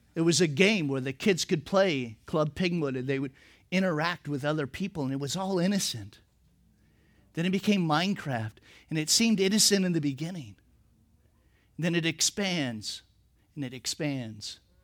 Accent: Napa Valley, California, United States; I'm from the Napa Valley

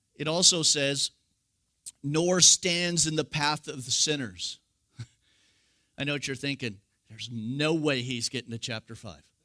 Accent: California, United States; I'm from California

